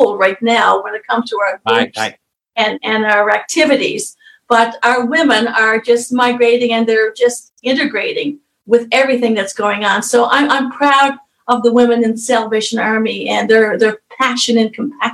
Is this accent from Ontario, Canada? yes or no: no; Newfoundland and Labrador, Canada; moved away; we're Canadian officers from Newfoundland, the island of Newfoundland